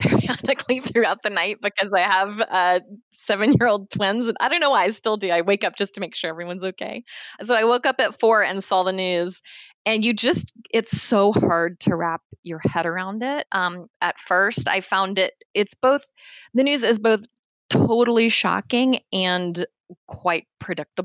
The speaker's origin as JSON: {"language": "English", "town": "Atlanta", "region": "Georgia", "country": "United States", "tie": "born or raised there", "also_born_or_lived": "Washington, D.C.", "moved": "as an adult", "said": "I was born in Atlanta at Piedmont Hospital."}